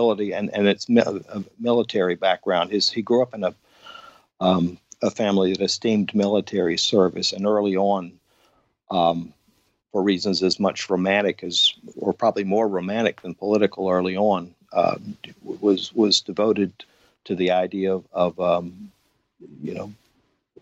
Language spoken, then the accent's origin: English; Atlanta, Georgia, United States; moved away as an adult; also born or lived in Savannah / San Francisco / New York City / Paris; I'm from Atlanta, where I'm living now